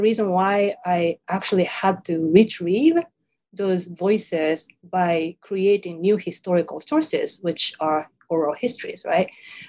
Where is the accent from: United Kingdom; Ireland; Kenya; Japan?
Japan; born or raised there; first language Japanese; English is a second language